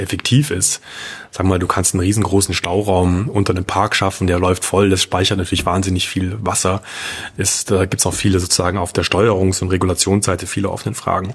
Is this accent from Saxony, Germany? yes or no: yes; Leipzig, Saxony, Germany; als Leipziger